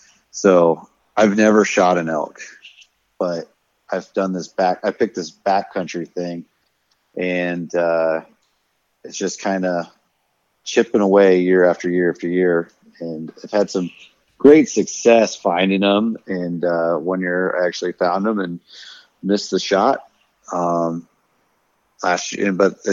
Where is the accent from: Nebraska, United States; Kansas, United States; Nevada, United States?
Nebraska, United States; Paxton; But I'm from Paxton.